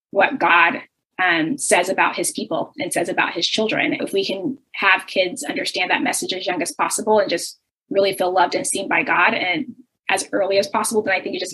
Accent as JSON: {"language": "English", "country": "United States", "said": "experience as a Nigerian American."}